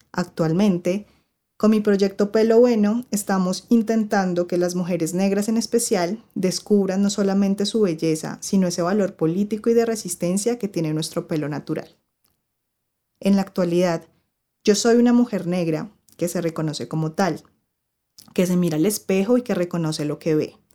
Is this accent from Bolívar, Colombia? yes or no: yes; Cartagena, Bolívar, Colombia; Primero, yo soy cartagenera y aunque no lo crean, nadie me hablaba por negra